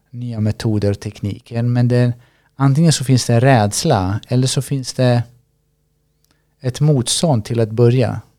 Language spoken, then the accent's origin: Swedish; Sweden; Jag är född i Sverige.